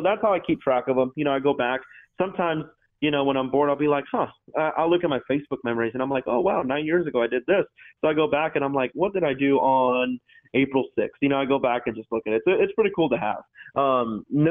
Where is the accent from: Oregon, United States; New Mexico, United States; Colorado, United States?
New Mexico, United States; Growing up in New Mexico